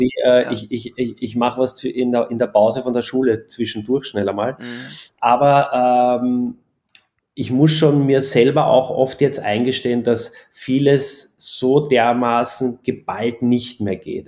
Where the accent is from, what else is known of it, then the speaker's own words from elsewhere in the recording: Austria; bei uns in Österreich